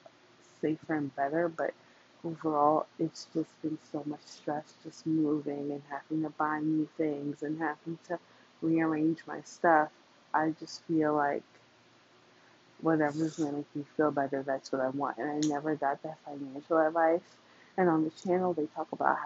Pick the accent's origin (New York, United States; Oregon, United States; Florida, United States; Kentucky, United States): New York, United States; I am from New York and I grew up poor